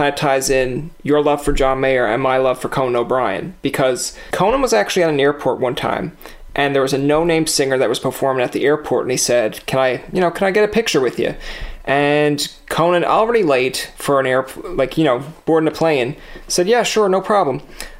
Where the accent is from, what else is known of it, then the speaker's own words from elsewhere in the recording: Newfoundland and Labrador, Canada; I'm from Newfoundland, so everything sounds crazy outside Newfoundland.